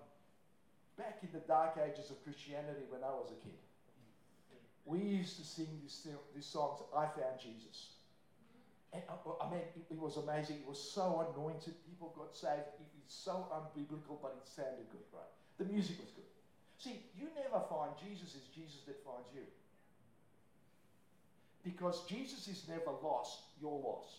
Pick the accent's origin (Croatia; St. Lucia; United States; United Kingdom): Croatia; moved away; I'm from Croatia